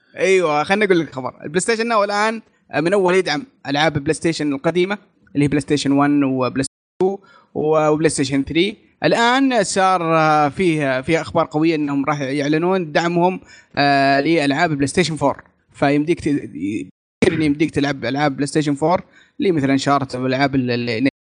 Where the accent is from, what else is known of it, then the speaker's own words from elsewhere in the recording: Saudi Arabia; عندنا في السعوديه